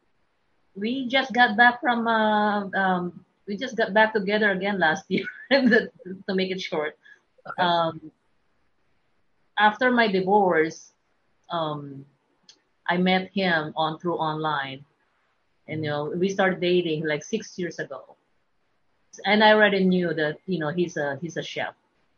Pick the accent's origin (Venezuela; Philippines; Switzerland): Philippines; Manila, Metro Manila; moved away as an adult; also born or lived in Idaho; now in Texas, United States; I was born and grew up in Manila, and I moved to U.S. 2005 and ended up here in Texas.